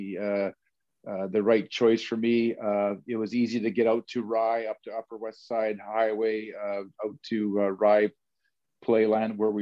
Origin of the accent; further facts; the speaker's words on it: Edmonton, Alberta, Canada; moved away as an adult; also born or lived in New York City; I was from Edmonton, Alberta. I had the chance to play in my local hometown